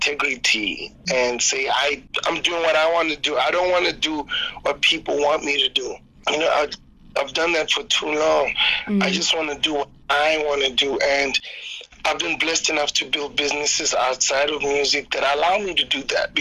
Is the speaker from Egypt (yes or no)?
no; South Africa; as a South African artist